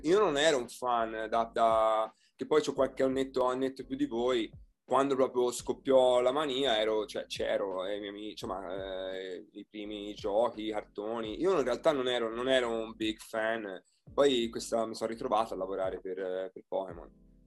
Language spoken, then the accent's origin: Italian; Italy; moved away as an adult; also born or lived in Florida, United States / Tucson, United States / Las Vegas, United States; now in Seattle, United States; Sono partito dall'Italia e insegnavo italiano